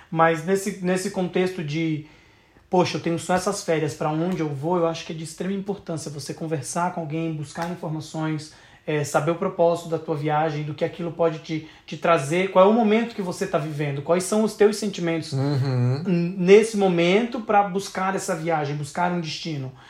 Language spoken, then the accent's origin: Portuguese; South Region, Brazil; eu sou do Sul, né, eu acho que eu só tive uma consciência realmente do Brasil quando eu viajei ao redor do Brasil.